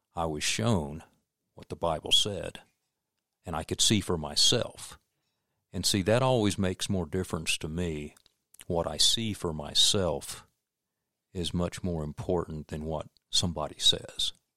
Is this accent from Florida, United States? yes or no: yes; Florida, United States; also born or lived in Dexter, Missouri / Winter Haven, Florida / Lake City, Florida; we moved to Florida when I was almost six years old